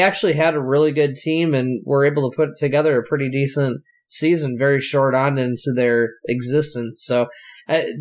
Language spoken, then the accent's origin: English; West Michigan, United States; growing up in the West Michigan area